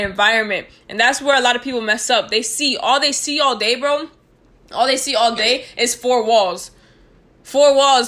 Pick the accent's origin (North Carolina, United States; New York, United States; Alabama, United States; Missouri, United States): New York, United States; moved away; we're from New York